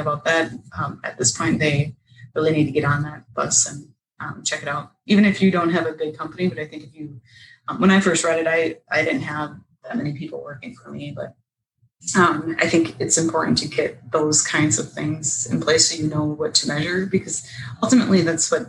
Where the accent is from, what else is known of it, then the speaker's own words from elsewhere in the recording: Northern Minnesota, United States; I'm from Northern Minnesota, and you go ice fishing in the winter, go skiing, snowmobiling. So that's what I grew up doing